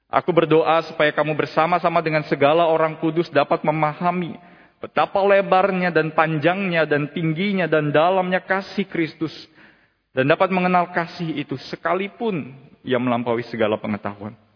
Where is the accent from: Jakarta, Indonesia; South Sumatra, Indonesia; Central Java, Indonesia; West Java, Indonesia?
Jakarta, Indonesia; sebagai seseorang yang lahir dan besar di kota Jakarta, Salah satu pengalaman berkesan di Jakarta yang tidak pernah mungkin saya temui di kota-kota lain